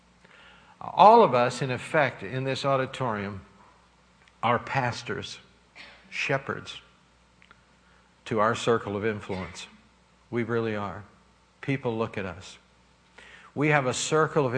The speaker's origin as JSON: {"language": "English", "town": "Pittsburgh", "region": "Pennsylvania", "country": "United States", "tie": "born or raised there", "said": "When I grew up in Sheridan in Pittsburgh, I remember we didn't have any money"}